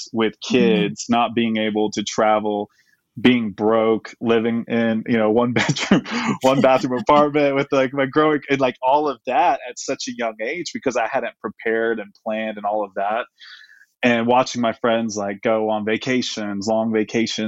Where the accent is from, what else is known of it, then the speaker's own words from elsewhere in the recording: Dallas, Texas, United States; I was born in Dallas, and my wife's actually from Texas too